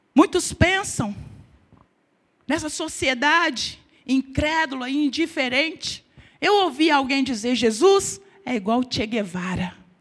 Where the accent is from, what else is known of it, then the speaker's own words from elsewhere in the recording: Brazil; Sou brasileira